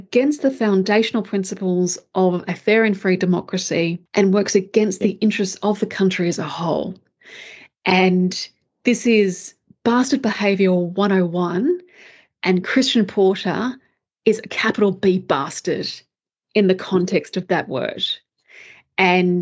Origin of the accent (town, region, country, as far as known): Australia